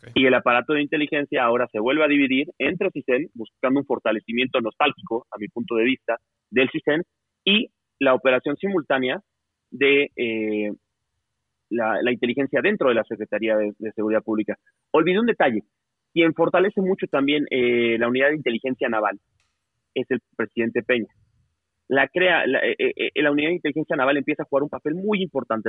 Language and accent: Spanish; Mexico; somos Estado mexicano